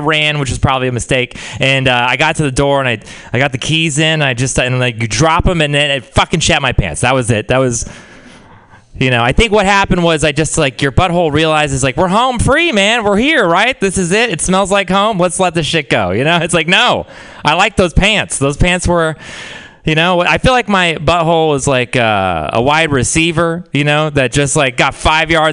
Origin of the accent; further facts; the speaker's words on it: Texas, United States; moved away; I'm from Texas.